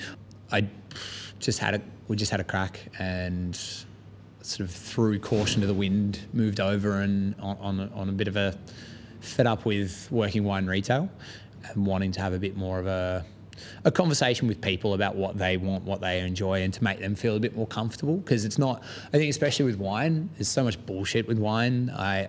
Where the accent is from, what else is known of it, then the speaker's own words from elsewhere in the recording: Australia; moved away as an adult; now in London, United Kingdom; where I'm from in Australia